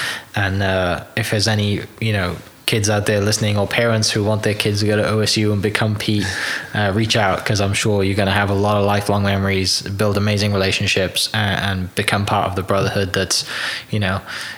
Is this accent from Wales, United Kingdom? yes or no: yes; Wales, United Kingdom; I mean, I'm a Welsh guy who hosts a podcast about Oklahoma, as you can tell.